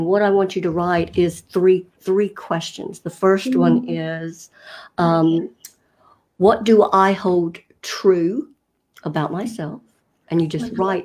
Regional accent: North Carolina, United States; I was raised in North Carolina in the States

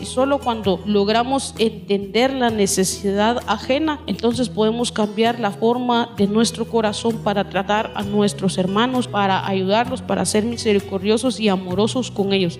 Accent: Guatemala; nosotros los, los guatemaltecos

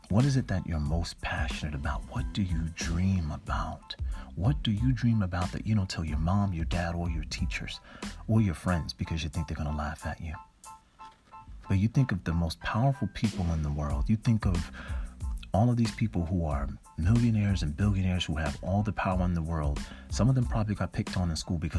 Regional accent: Newark, New Jersey, United States; I'm from Newark, New Jersey, in Irvington, and I saw a lot of things growing up

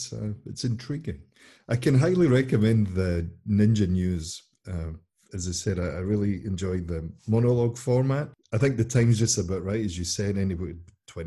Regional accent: Scotland, United Kingdom; Being Scottish myself

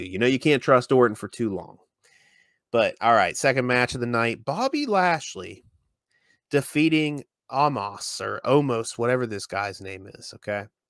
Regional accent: West Virginia, United States; here in in West Virginia

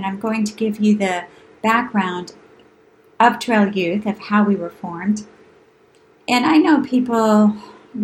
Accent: New Hampshire, United States; moved away; growing up in New Hampshire in that rural environment

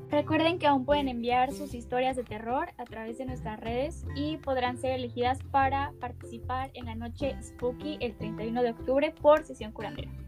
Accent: Mexico; Muchas de las fundadoras de la colectiva somos de México

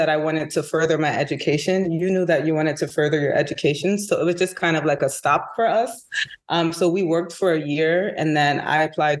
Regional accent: New York City, New York, United States; I'm from Harlem.

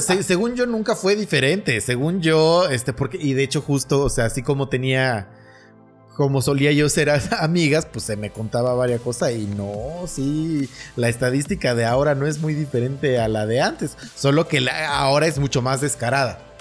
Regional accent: Naucalpan, State of Mexico, Mexico; no somos ni parte de la Ciudad de México ni parte del Estado

